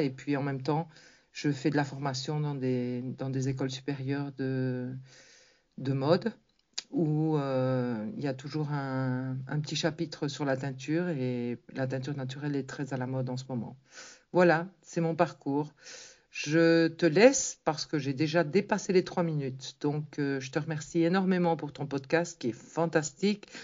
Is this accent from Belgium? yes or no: yes; Tournai, Wallonia, Belgium; now in Canary Islands, Spain; je suis originaire de Tournai, en Belgique, tout près de chez toi. J'habite actuellement dans les îles Canaries depuis presque 40 ans